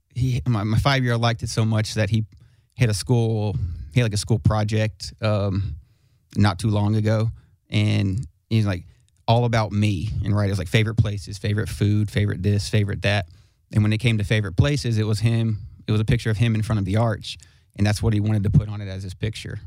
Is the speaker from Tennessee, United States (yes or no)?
yes; Smyrna, Tennessee, United States; I'm from Smyrna Smyrna Tennessee